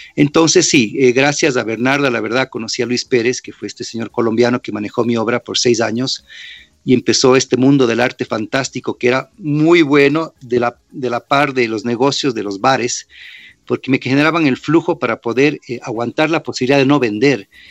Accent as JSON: {"language": "Spanish", "country": "Ecuador", "tie": "born or raised there", "also_born_or_lived": "New York / Washington", "moved": "as an adult", "said": "apenas me fui del Ecuador, 18 y medio."}